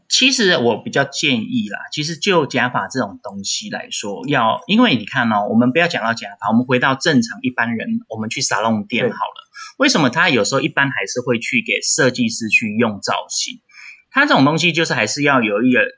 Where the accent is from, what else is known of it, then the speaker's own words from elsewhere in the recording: Taipei, Taiwan; 我是台北人